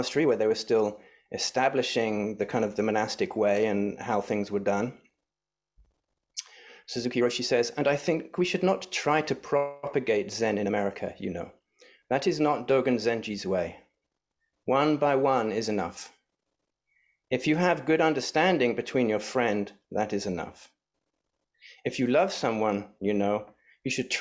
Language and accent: English; England, United Kingdom; now in San Francisco, United States; my home country back in England